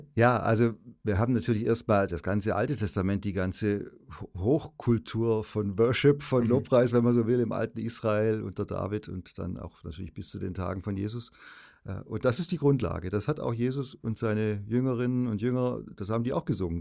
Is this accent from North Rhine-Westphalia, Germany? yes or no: no; Ravensburg, Baden-Württemberg, Germany; ich bin 64 in Ravensburg, Oberschwaben geboren, gut katholisch aufgewachsen im besten Sinne